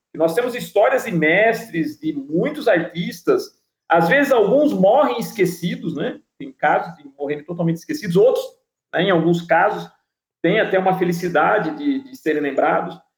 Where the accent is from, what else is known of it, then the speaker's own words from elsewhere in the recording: Piracicaba, São Paulo, Brazil; Piracicaba, cidade onde nasci